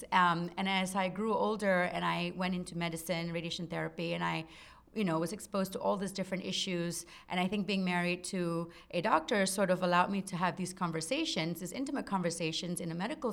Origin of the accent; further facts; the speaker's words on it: Singapore; moved away; I grew up in Singapore, and I grew up in a Malay Muslim household